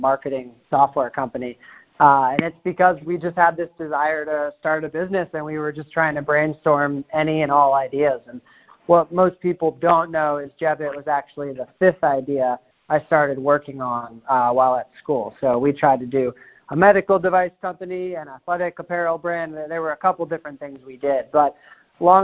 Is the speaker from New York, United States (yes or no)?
no; Hopkinton, Massachusetts, United States; I was born in a suburb a little bit outside of Boston, Massachusetts, a small town called Hopkinton, which is where the Boston Marathon starts, so 26 miles west of the city. And I grew up there